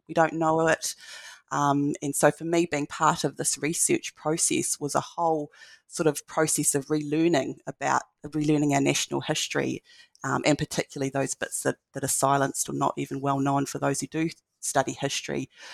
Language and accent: English; Blenheim, Marlborough, New Zealand; moved away; I've gone home, back to the Waiero, um, in Blenheim